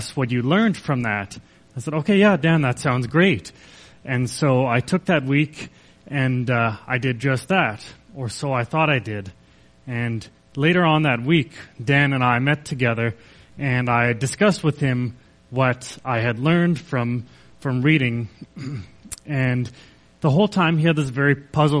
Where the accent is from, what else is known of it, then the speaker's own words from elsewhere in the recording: Kelowna, British Columbia, Canada; I grew up in Kelowna, BC